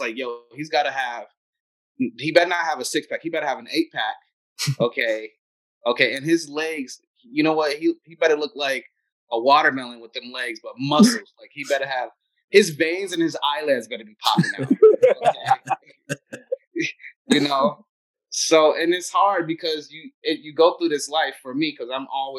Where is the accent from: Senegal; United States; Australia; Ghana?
United States; I'm also American